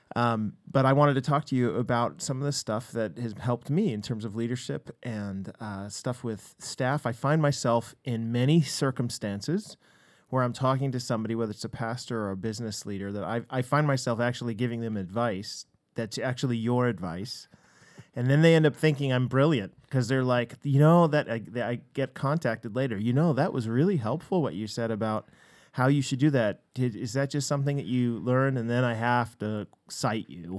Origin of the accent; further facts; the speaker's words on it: Seattle, Washington, United States; we're American